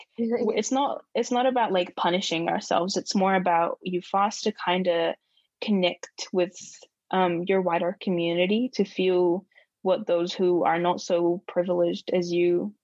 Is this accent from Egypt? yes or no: yes; Egypt; also born or lived in New Zealand; now in Dunedin, New Zealand; I come from Egypt